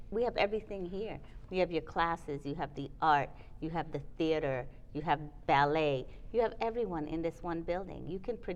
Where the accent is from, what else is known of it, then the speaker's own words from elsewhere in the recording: New York, United States; also born or lived in the islands; I mean, I grew up in New York, I grew up in the islands.